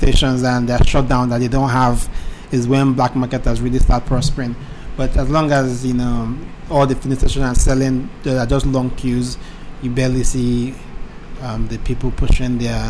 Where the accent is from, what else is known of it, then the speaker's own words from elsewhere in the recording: Nigeria; I'm also a Nigerian.